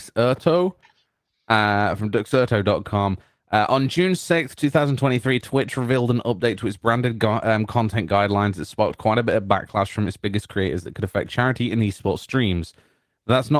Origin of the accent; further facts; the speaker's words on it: United Kingdom; I'm British